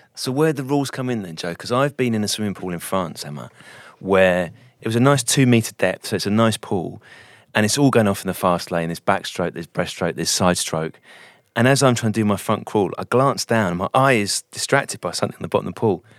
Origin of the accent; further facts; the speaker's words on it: United Kingdom; I'm very British